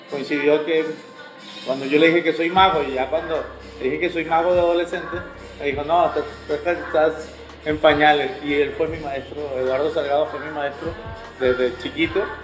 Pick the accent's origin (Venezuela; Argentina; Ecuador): Venezuela; also born or lived in Chile; now in Mexico; Bueno, soy chileno, me crié en Venezuela y tengo ya 13 años acá.